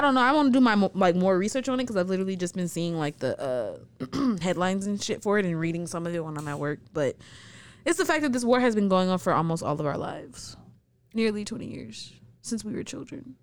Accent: United States; I was born in the United States.

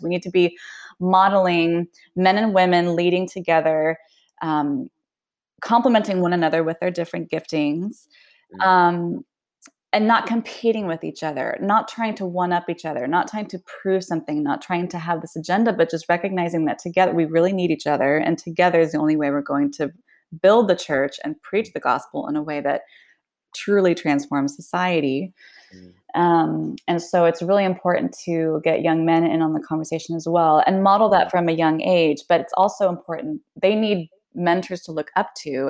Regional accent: United States; first language Swedish; moved away as an adult; also born or lived in Spain / Sweden / Lebanon / Argentina; now in Liverpool, United Kingdom; I was born and raised in the United States

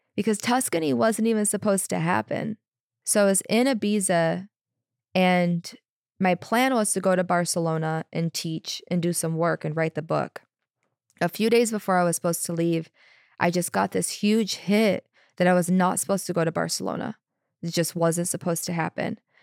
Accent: Chicago, Illinois, United States; moved away; I'm from Chicago, originally Chicago area. I spent most of my twenties there

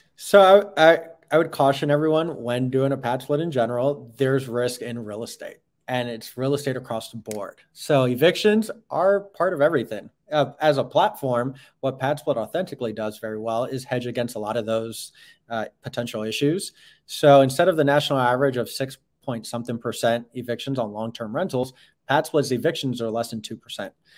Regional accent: New York, United States; moved away; I'm from up north, so I'm from New York. I'm used to old uh, Victorian buildings

